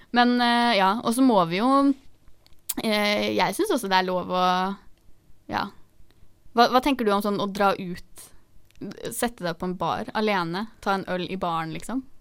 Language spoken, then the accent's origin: Norwegian; Oslo, Norway; Det var hjemme på trikken i Oslo, vi er jo fra Oslo